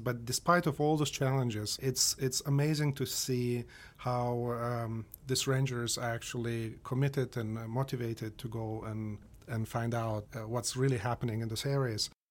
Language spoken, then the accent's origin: English; Moldova; moved away; I grew up in Moldova